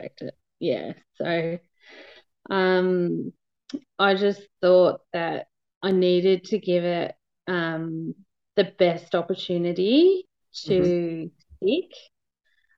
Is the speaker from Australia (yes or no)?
yes; Ballarat, Victoria, Australia; I'm from Ballarat